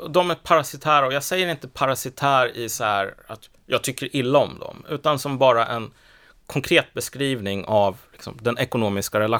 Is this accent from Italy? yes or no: no; Iraq; den här personen, han kommer från Kurdistan och jag kommer från Irak, vi är samma sak.